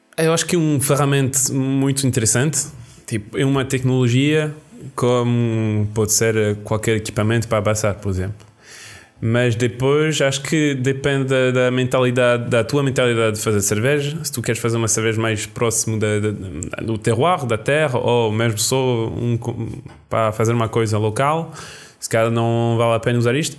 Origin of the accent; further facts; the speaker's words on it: Roquefort region, Occitania, France; roquefort é da minha região, é da minha terra